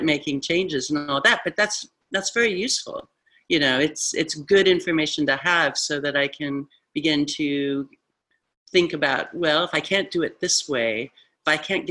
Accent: Midwest, United States; I'm from the Midwest

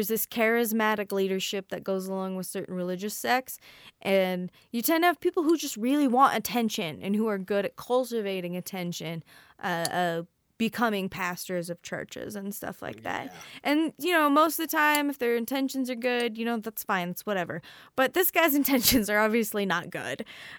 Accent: the Bible Belt, United States; So I come from the Bible Belt

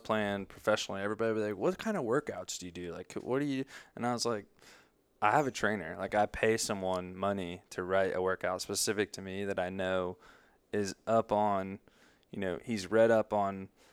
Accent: Greenville, United States; I was born and raised here in Greenville

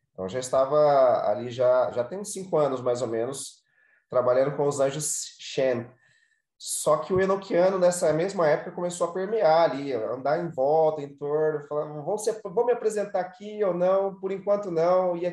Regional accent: Mato Grosso, Brazil; born or raised there

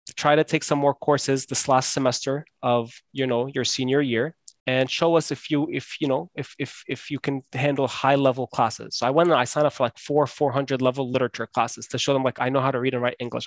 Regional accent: Scotch Plains, New Jersey, United States; I grew up in New Jersey.

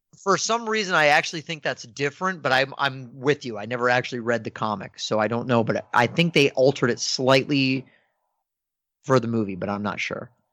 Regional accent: Northern Virginia, United States; growing up in Northern Virginia

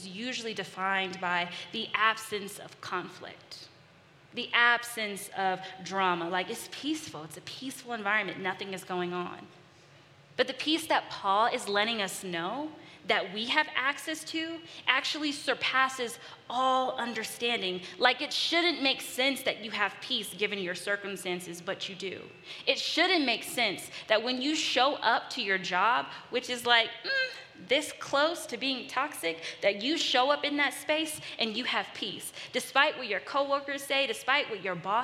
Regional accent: California, United States; moved away; also born or lived in Los Angeles; I'm from California. I lived in Los Angeles

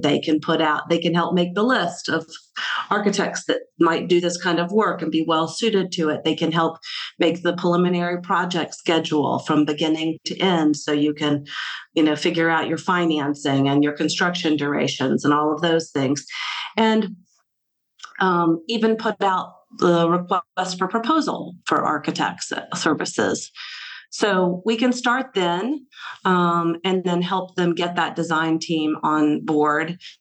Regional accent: Selma, Alabama, United States; now in Baltimore, United States; So I am from Selma, Alabama, and uh, I grew up with my mom selling real estate, and I lived in old town Selma

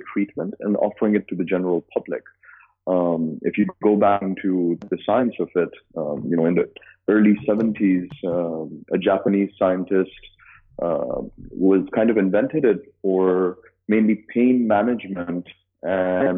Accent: Dubai, United Arab Emirates; also born or lived in United States; So I'm born and raised in Dubai.

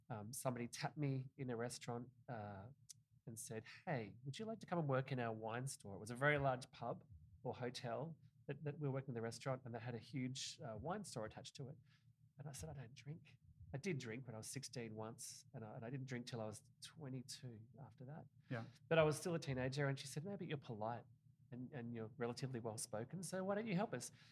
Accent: Tasmania, Australia; also born or lived in Victoria; I moved all over Australia. I grew up in Tasmania, which is the bottom state of Australia, very much like the Vermont of Australia, but but like uh, an island.

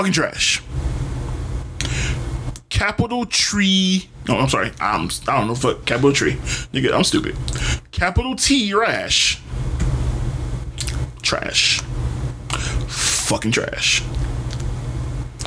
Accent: Detroit, Michigan, United States; I'm from Detroit

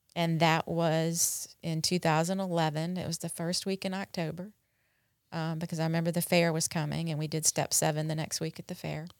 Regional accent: North Carolina, United States; moved away as an adult; also born or lived in Dallas, Texas; now in Mississippi, United States; I grew up in North Carolina

